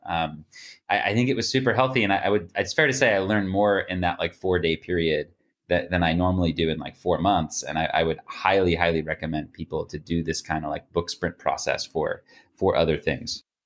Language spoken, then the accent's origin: English; United States; being an American